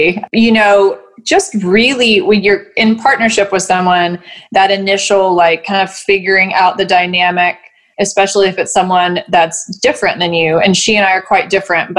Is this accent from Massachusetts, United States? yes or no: no; Knoxville, Tennessee, United States; also born or lived in Chattanooga, Tennessee; I'm from Knoxville, moved to Chattanooga for about 5 years and apprenticed there, and moved back here